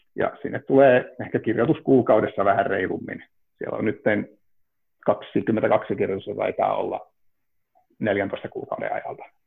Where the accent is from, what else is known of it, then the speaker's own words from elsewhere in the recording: Ivalo, Lapland, Finland; now in Helsinki, Finland; olen Ivalosta kotoisin ja tosiaan Helsinkiin muuttaneena olen